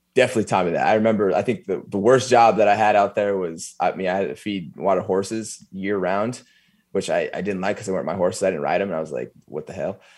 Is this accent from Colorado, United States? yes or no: yes; Eaton, Colorado, United States; Eaton, Colorado